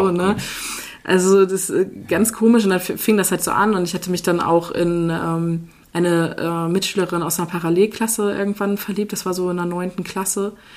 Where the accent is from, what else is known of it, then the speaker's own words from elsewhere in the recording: Henstedt-Ulzburg, Schleswig-Holstein, Germany; moved away as an adult; also born or lived in Kiel; now in Bad Harzburg, Germany; ich komme halt aus Schleswig-Holstein, aus äh, dem wunderschönen Henstedt-Ulzburg, was niemand kennt